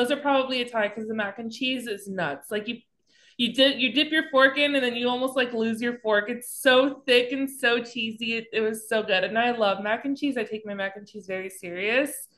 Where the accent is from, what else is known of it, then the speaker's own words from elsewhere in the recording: Texas, United States; coming from a Texan